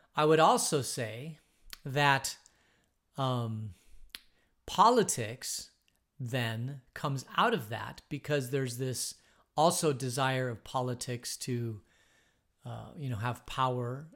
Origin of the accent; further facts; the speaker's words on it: Phoenix, Arizona, United States; I grew up in Phoenix.